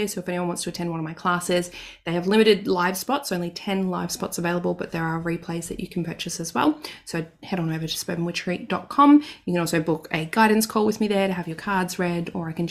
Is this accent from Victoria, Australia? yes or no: yes; Victoria, Australia; now in Queensland, Australia; my home state, down south in Victoria